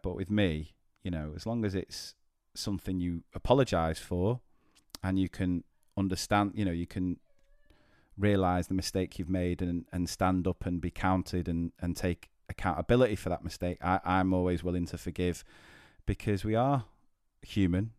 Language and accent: English; Manchester, North West England, United Kingdom; I'm from Manchester